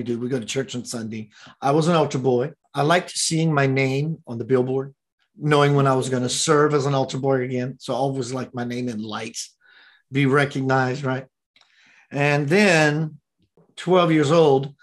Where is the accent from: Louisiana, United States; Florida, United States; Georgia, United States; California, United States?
Louisiana, United States; Houma; I'm from Houma